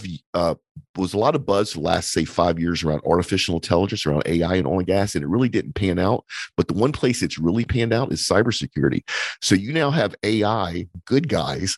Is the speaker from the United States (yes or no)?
yes; United States; as an American